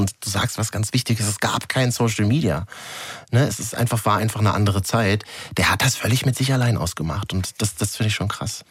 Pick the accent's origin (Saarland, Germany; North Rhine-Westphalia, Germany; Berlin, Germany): Berlin, Germany; als Berliner